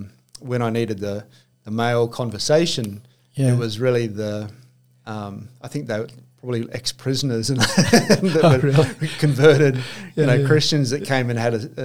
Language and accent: English; Adelaide, South Australia, Australia; moved away as an adult; also born or lived in Canberra / Goulburn; now in Port Macquarie, Australia; We moved back to Adelaide. Because mainly all the family was around Adelaide. Yes. So then grew up there until I was about 18.